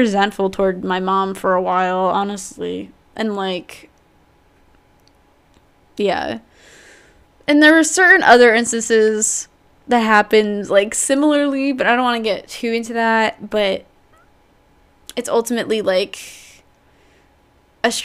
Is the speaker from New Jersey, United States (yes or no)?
yes; New Jersey, United States; I've grown up in New Jersey, born and raised. I lived here all my life